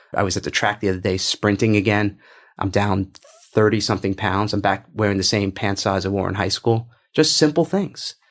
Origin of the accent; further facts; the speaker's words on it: New York, United States; I'm from New York